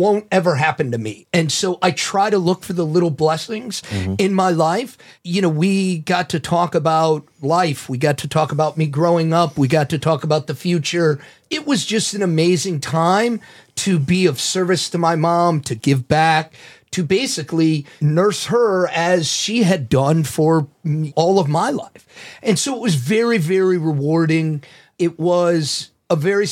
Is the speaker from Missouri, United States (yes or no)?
yes; St. Louis, Missouri, United States; moved away as an adult; also born or lived in Chicago; I grew up here in St. Louis and moved to Chicago right after college